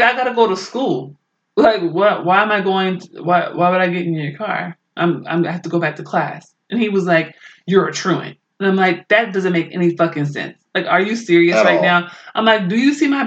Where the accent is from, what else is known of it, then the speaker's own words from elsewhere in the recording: Oakland, California, United States; I maybe like 4 or 5 growing up in Oakland.